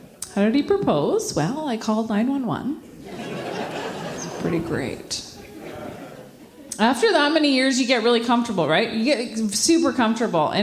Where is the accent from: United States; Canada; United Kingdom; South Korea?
Canada; Ottawa, Ontario; moved away as an adult; now in Quebec, Canada; I grew up in Ottawa